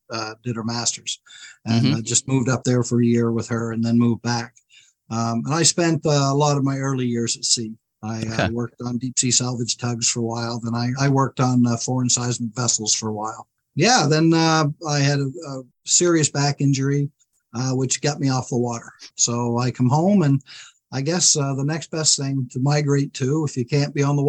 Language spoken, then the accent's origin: English; Grand Manan, New Brunswick, Canada; also born or lived in Guelph, Ontario; I was born on Grand Manan.